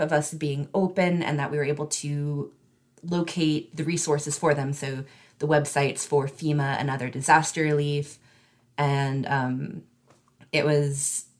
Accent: Northeast Tennessee, United States; now in Charlotte County, United States; I grew up in Northeast Tennessee

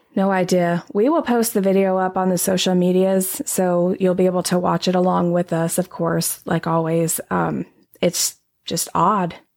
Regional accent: Texas, United States; I'm from Texas

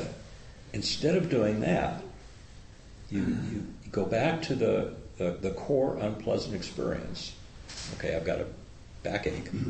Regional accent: Midwest, United States; now in Bay Area, United States; I was raised in farm country. I was raised in the Midwest

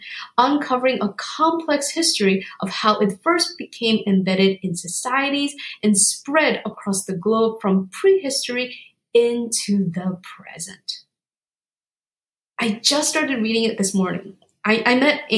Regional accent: South Korea; moved away; I was born in South Korea

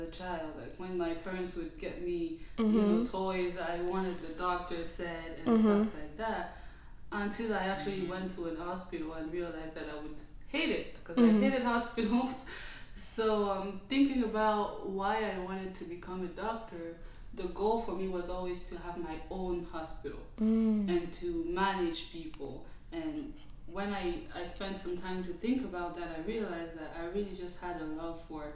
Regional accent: DR Congo; moved away as an adult; now in Atlanta, United States; I'm Congolese. I'm from the Democratic Republic of Congo, born and raised. I moved to the U.S. in 2014 to pursue higher education

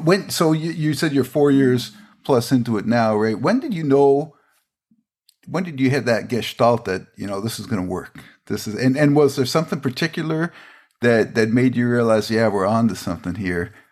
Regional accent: Everett, Washington, United States; Everett, Washington, my my my hometown there

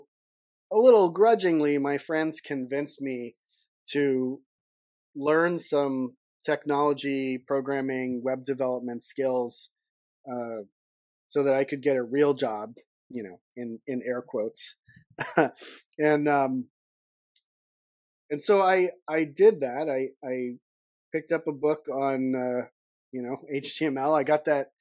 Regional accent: Boston, Massachusetts, United States; moved away as an adult; also born or lived in California; I grew up on the East Coast. I was born in Boston

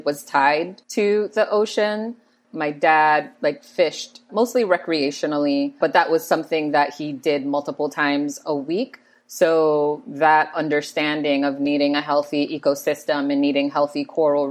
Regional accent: Road Town, British Virgin Islands; also born or lived in St. Thomas, U.S. Virgin Islands; So I am originally from the Virgin Islands, born in St. Thomas, which is U.S. Virgin Islands, but most of my family is from Tortola, British Virgin Islands. So I spent a lot of my childhood in Tortola growing up

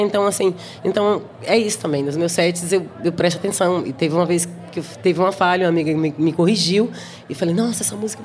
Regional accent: Brazil; moved away as an adult; now in Berlin, Germany; eu, brasileira, falava alemão, falo com acento

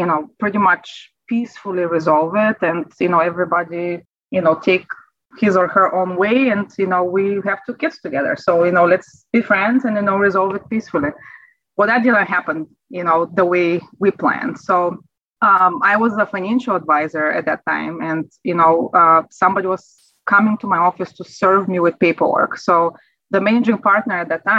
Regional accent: Bulgaria; English is a second language; moved away as an adult; now in United States; as you can sense from my accent, you know, I wasn't born in America. I am from Europe, from Bulgaria, and I immigrated here in 2003

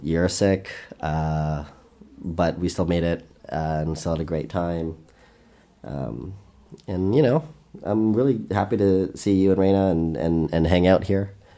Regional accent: Canada; I'm Canadian

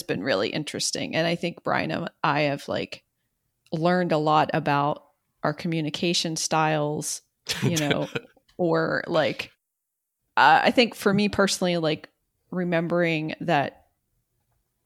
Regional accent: Southwest Pennsylvania, United States; I'm from Southwest Pennsylvania.

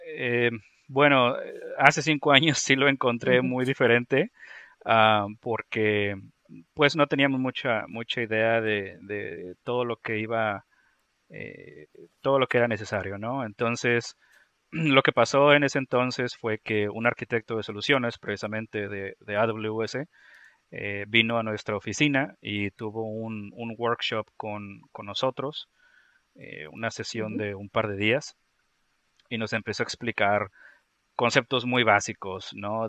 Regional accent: Monterrey, Nuevo León, Mexico; now in Tennessee, United States; me encuentro en el estado de Tennessee, en Estados Unidos, eh, pero soy originalmente de México, del noreste de México, de, de, Monterrey

